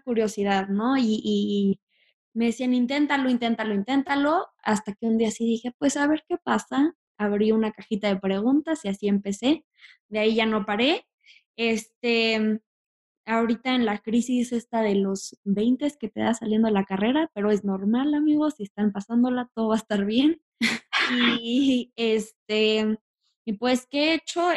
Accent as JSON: {"language": "Spanish", "region": "Mexico City", "country": "Mexico", "tie": "born or raised there", "also_born_or_lived": "Tijuana", "said": "soy de Tijuana, pero me vine aquí a Ciudad de México, entonces se puede decir que soy más de acá desde como los tres años"}